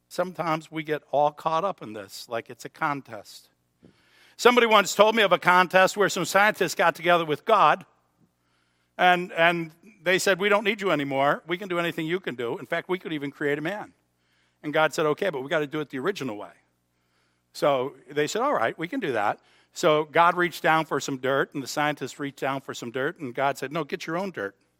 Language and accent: English; Buffalo, New York, United States; We're from Buffalo